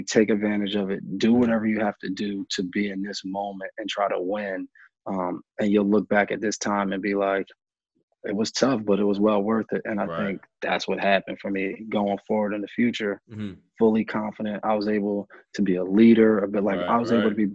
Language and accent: English; New York, United States; moved away; also born or lived in New Jersey; I'm from New York, lived in New Jersey at the time